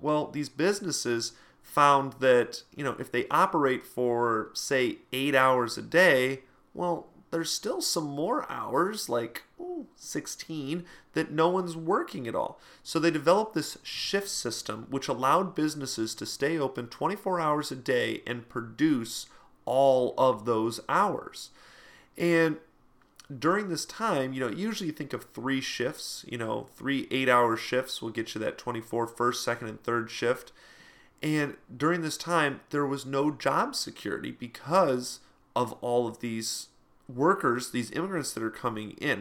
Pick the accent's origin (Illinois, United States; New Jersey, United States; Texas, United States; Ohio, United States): Ohio, United States; Toledo; in my hometown here, uh, Toledo area